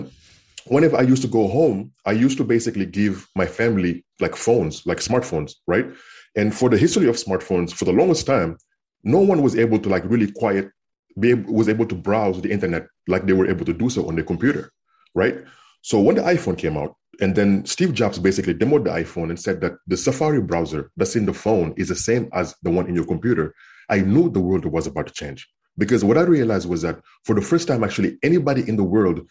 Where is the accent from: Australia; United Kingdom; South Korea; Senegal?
Senegal; English is a second language; moved away as an adult; also born or lived in Kansas, United States / Minnesota, United States / California, United States; now in United States; I was born and raised in Senegal in West Africa. And I grew up there until after high school when I was 18 years old.